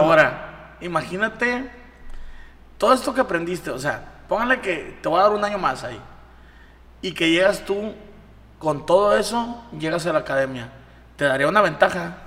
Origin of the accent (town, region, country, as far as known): Mazatlán, Sinaloa, Mexico